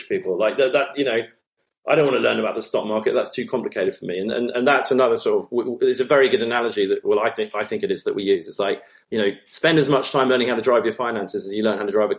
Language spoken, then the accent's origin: English; United Kingdom; as British nationals